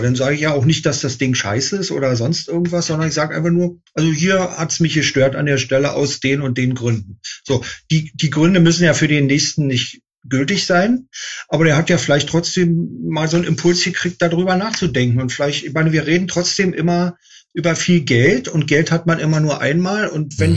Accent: Berlin, Germany; born or raised there

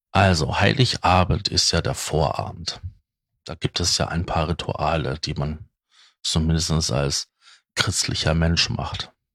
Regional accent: Ruhr area, North Rhine-Westphalia, Germany; bei uns im Ruhrgebiet

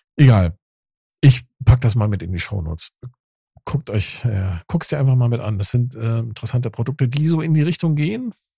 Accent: Dithmarschen, Schleswig-Holstein, Germany; ich komme ja vom Land aus Dithmarschen

